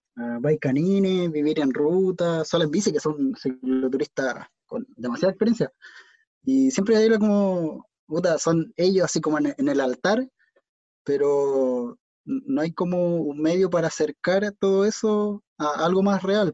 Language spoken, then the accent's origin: Spanish; Chile; somos chilenos